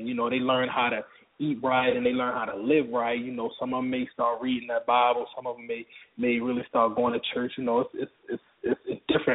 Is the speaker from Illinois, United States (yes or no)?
no; Baltimore, Maryland, United States; now in Atlanta, United States; I'm from Baltimore originally